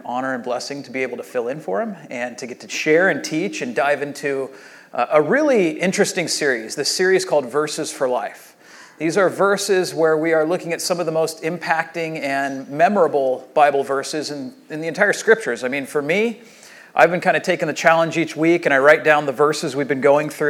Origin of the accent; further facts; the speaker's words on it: Rancho Santa Margarita, California, United States; I grew up here in Rancho Santa Margarita